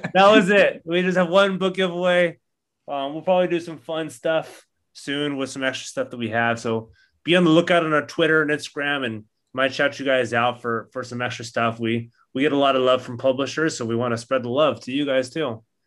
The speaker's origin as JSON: {"language": "English", "area": "Orange County", "region": "California", "country": "United States", "tie": "born or raised there", "said": "Growing up in Orange County"}